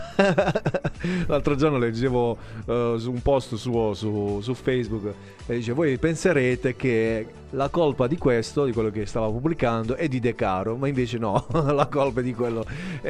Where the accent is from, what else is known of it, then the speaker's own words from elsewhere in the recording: Altamura, Apulia, Italy; Parlo da Altamurano